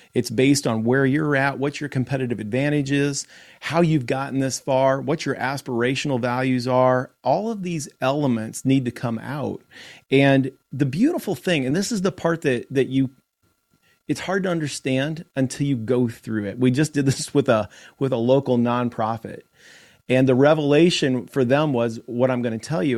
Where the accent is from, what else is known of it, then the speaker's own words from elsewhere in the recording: Iowa, United States; in Iowa, in my home state